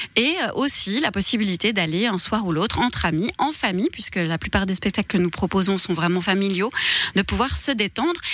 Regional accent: Switzerland; born or raised there; also born or lived in Tamanrasset, Algeria

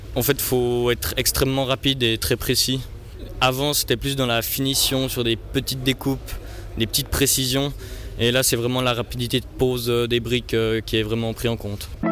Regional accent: Longirod, Vaud, Switzerland; je viens de Longiro, j'ai 17 ans.

